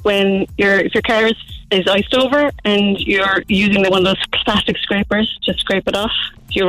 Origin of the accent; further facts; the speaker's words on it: Youghal, Munster, Ireland; I'm from Yall, but I'm on my way to work in Mitchelstown.